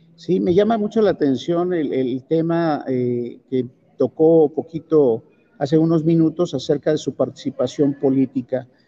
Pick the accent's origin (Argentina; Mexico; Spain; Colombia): Mexico; tenemos esa habilidad los mexicanos